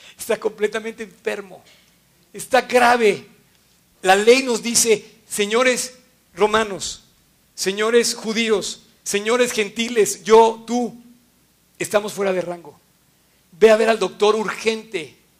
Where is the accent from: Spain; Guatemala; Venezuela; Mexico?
Mexico; Me fui a un viaje fuera de México un año y cuando regreso lo veo transformado